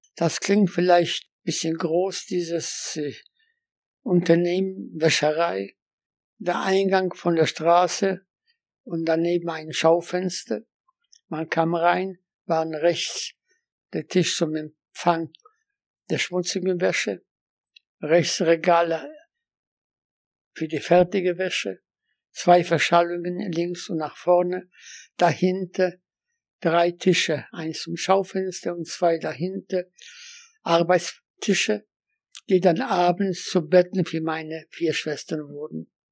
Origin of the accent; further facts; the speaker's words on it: Łódź, Łódź Voivodeship, Poland; German is a second language; moved away as an adult; also born or lived in Göttingen, Germany; Ich bin in Lodz in Polen geboren